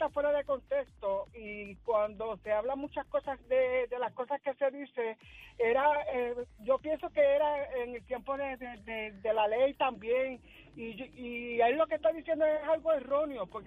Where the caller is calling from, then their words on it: Manatí, Puerto Rico; soy de Manatí.